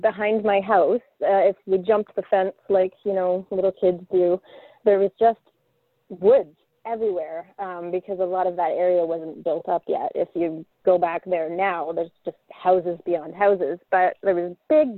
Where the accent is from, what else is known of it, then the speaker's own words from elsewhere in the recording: Brantford, Ontario, Canada; I'm from Ontario, a little town called Brantford